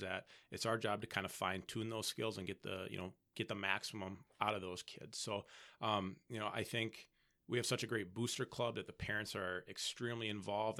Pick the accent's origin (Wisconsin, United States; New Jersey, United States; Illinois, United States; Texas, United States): Wisconsin, United States; Appleton; moved away as an adult; now in Stevens Point, United States; I'm originally from Fox Valley.